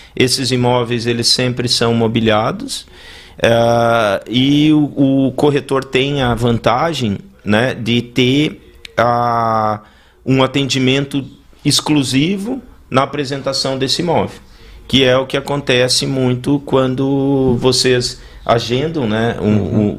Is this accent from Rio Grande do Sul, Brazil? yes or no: yes; Ijuí, Rio Grande do Sul, Brazil; moved away as an adult; also born or lived in Brasília / London; now in Balneário Camboriú, Brazil; eu sou natural de Juí